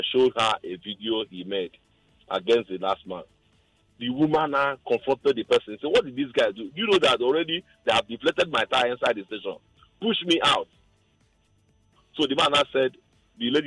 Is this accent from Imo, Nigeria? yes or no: yes; Imo, Nigeria; now in Lagos, Nigeria; I'm from Imo State